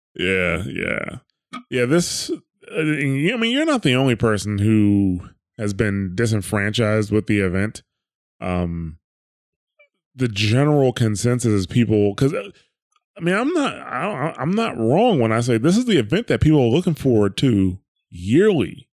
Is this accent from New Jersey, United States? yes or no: yes; New Jersey, United States; I'm from New Jersey